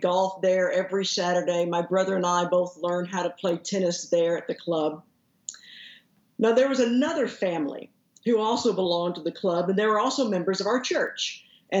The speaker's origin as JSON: {"language": "English", "town": "Haltom City", "region": "Texas", "country": "United States", "tie": "born or raised there", "said": "I usually say that I grew up in Fort Worth, but actually I grew up in Haltom City, which is the suburb that's right to the northeast of Fort Worth"}